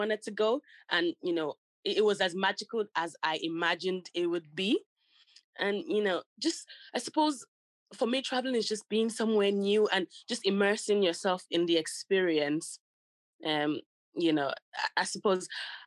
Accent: Nigeria; now in London, United Kingdom; I was born in Nigeria and we used to live in the city, but my dad is from the country

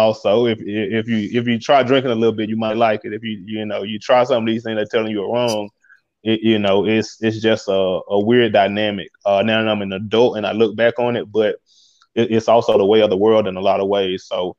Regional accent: Mississippi, United States; I'm from Mississippi, which is a very conservative place.

